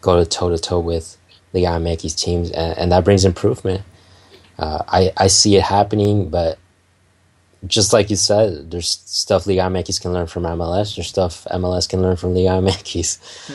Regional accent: Los Angeles, California, United States; I'm Mexican American. I grew up

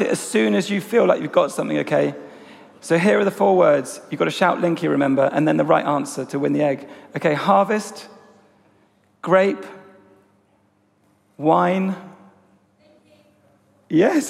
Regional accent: Essex, East of England, United Kingdom; being a 15-year-old kid growing up in Essex

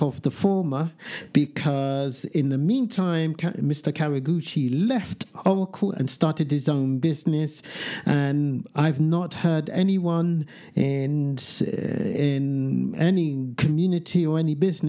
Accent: United Kingdom; I am British.

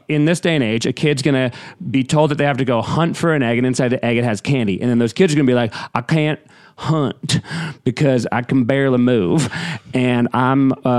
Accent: New England, United States; I'm from New England. We lived on carousels, essentially.

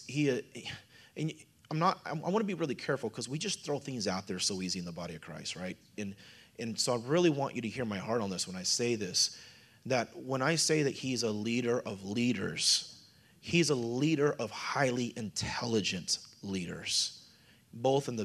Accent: Missouri, United States; I'm from Missouri

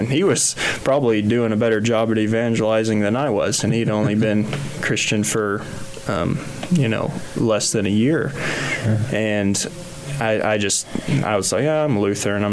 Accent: Kensington, Kansas, United States; I grew up in Kensington, Kansas

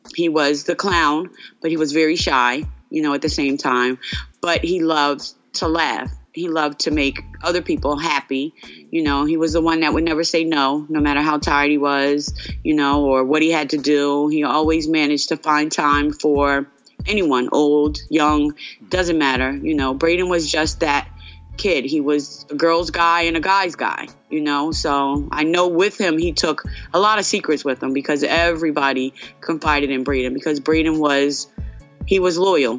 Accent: Asbury Park, New Jersey, United States; I'm born and raised in Asbury Park

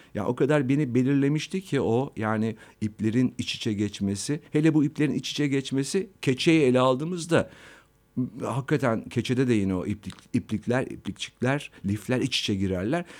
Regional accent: Istanbul, Turkey; ben aslında, e, İstanbul'da doğdum, İstanbul'da, e, yetiştim. Fatih'te, e, Vatan Caddesi'nde benim çocukluğum geçti.

